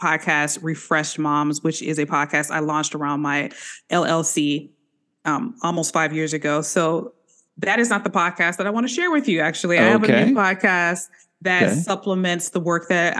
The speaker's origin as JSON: {"language": "English", "town": "Chicago", "region": "Illinois", "country": "United States", "also_born_or_lived": "Atlanta", "moved": "yes", "lives_now": "Smyrna, United States", "said": "I'm originally from the Chicagoland area, kind of a transplant here"}